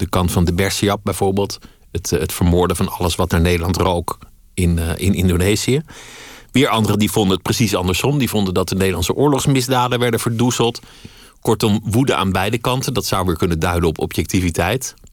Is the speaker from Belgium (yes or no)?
no; Paris, Île-de-France, France; born there; Maar wat ik in de inleiding zei, geboren in Parijs, Fransman van geboorte.